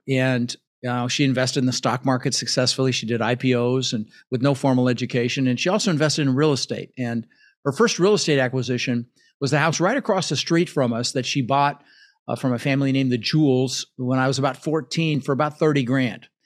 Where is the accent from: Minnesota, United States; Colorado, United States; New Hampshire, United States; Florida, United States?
Colorado, United States; Denver; English is a second language; moved away; also born or lived in Netherlands; ended up in Denver, Colorado, where I lived for thirty years